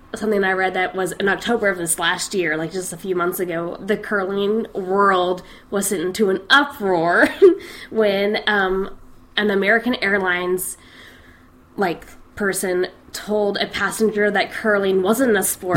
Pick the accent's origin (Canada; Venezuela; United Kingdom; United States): United Kingdom; Scotland; my home country, Scotland.